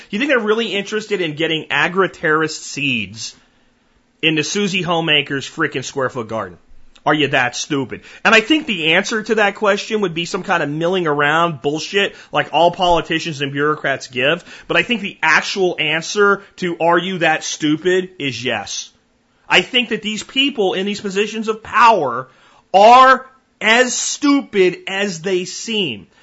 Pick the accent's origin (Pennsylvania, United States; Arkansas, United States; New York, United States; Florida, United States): Pennsylvania, United States; moved away; My home state that I'm from, that I left